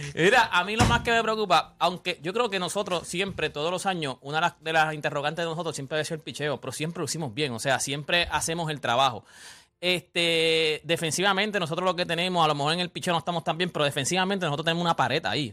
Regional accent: Puerto Rico; somos boricuas

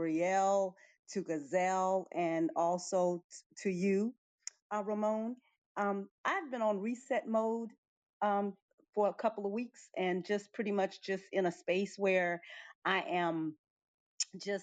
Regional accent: Suriname; now in Curaçao; I'm from Curacao, originally from Suriname.

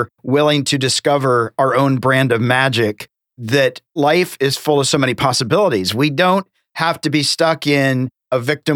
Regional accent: the South, United States; I'm from the South

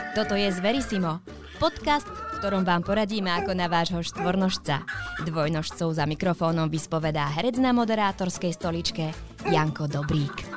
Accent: Košice, Košice Region, Slovakia; keďže pochádzam z Košic, aj pracujem v Košiciach

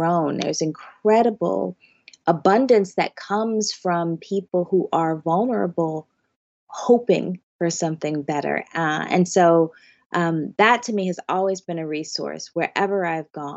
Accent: Northeast, United States; also born or lived in the South, United States; being born in the South, having my family be in the South and growing up in the Northeast

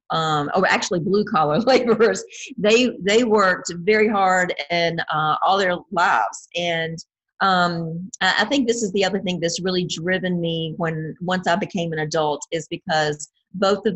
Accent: near the North Carolina border, southern Virginia, United States; I'm in the state of Virginia, which is the East Coast, and I'm on the very southern border, right on the North Carolina border. So I'm born and raised in this general area, and been here all my life

